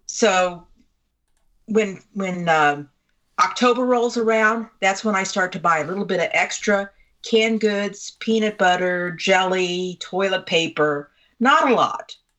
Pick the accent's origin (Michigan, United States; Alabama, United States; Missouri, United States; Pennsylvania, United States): Missouri, United States; I'm from Missouri